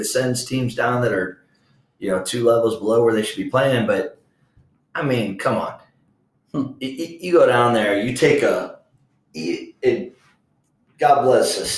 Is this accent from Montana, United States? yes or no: no; Florida, United States; when I was growing up in Florida playing ball